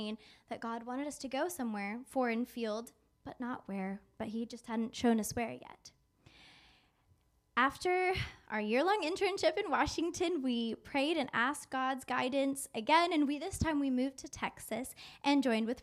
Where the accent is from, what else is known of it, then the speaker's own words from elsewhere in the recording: South Region, Brazil; moved away; going back to my home country